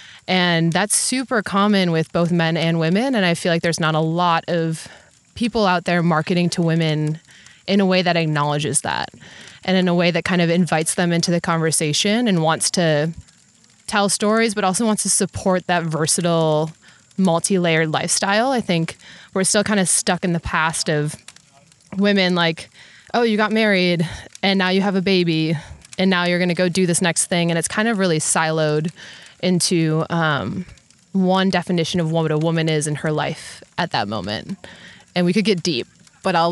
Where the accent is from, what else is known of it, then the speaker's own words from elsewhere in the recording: Wisconsin, United States; I'm from Wisconsin, born and raised in the Midwest